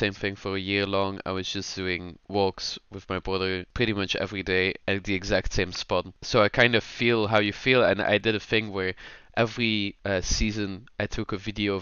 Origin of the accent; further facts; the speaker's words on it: Dutch part of Belgium, Flanders, Belgium; moved away; I'm from the Dutch part